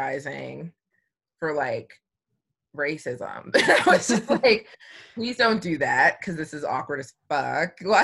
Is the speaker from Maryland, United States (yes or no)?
yes; Columbia, Maryland, United States; I grew up in Columbia, Maryland, and it's a melting pot